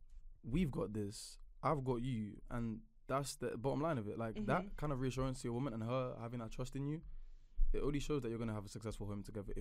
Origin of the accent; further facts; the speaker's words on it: Nigeria; So, first and foremost, Nigerian girls, because I'm Nigerian, so that's what I know.